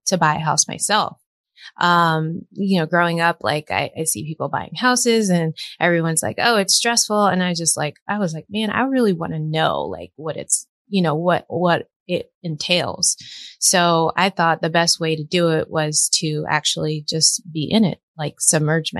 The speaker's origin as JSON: {"language": "English", "town": "Fort Myers", "region": "Florida", "country": "United States", "moved": "as an adult", "said": "I'm originally from Florida, Fort Myers, Florida, small little town."}